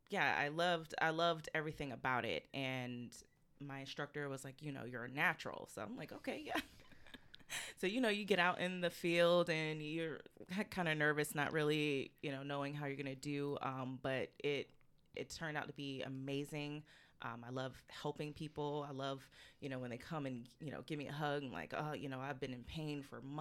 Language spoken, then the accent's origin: English; Jacksonville, North Carolina, United States; also born or lived in California / Atlanta; Um, so, I am originally from California. Um, I lived all over military family. Um, so I moved here from Atlanta, but I grew up in North Carolina, Jacksonville, North Carolina.